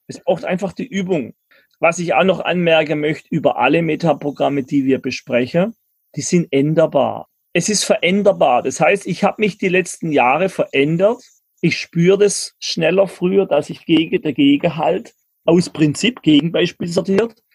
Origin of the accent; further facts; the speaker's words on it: Germany; ich bin ein Deutscher